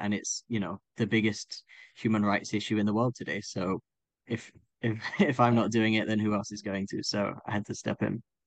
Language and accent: English; Croydon, London, United Kingdom; I grew up in Croydon